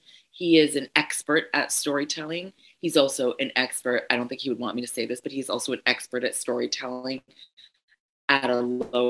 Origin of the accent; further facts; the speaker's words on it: Ashanti, Ghana; I'm Ghanaian, I'm Ashanti, 100% Ashanti, and we are an oral, you know, our history is oral for the most part.